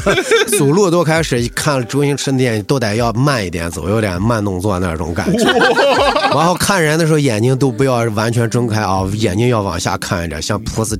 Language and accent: Chinese; Yinchuan, Ningxia, China; 我是银川土生土长的